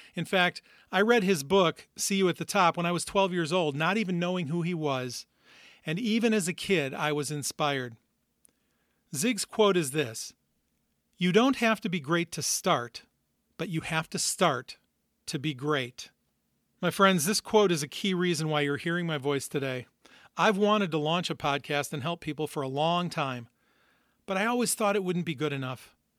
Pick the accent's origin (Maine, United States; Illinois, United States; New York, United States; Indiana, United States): Indiana, United States; Northwest; also born or lived in Minnesota; I've actually lived most, most of my life in Northwest Indiana, right outside Chicago